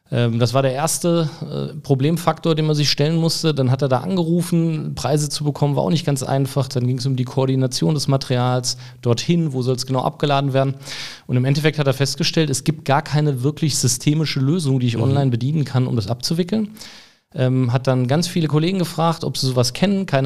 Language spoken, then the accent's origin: German; Hesse, Germany; born there; now in Cologne, Germany; Ja, bin ja selber jetzt schon ein paar Jahre in Köln, eigentlich gebürtiger Hesse, aber mhm.